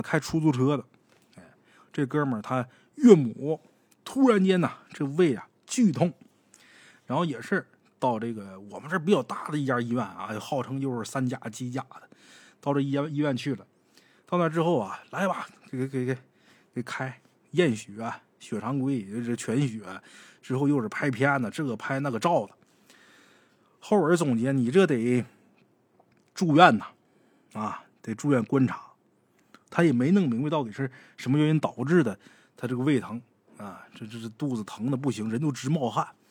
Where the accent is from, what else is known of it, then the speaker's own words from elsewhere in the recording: Northeast China, China; 咱们东北人